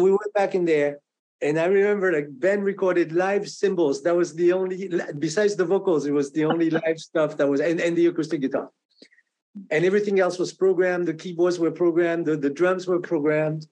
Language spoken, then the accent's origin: English; France; English is a second language; moved away as an adult; also born or lived in New York; now in Boston, United States; I came from France